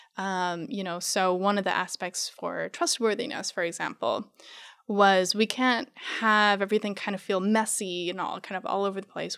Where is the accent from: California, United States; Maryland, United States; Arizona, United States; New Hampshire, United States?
Arizona, United States; born or raised there; moved away; also born or lived in New Mexico